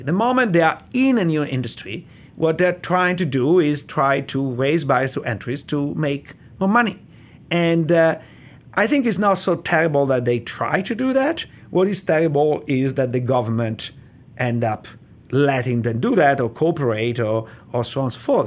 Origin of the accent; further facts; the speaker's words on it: Italy; accent: Italian; English is a second language; moved away as an adult; now in United States; I'm Italian, and, uh, the, I grew up in Italy in the seventies